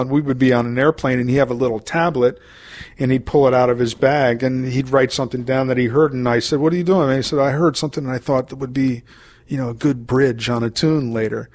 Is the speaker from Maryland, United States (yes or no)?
yes; Maryland, United States; moved away; I'm from Maryland, originally, and I have family still down in Maryland